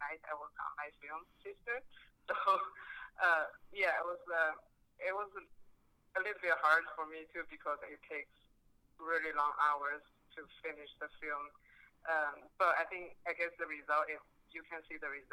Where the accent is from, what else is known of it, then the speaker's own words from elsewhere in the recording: China; moved away; I was born and raised in China in the 90s.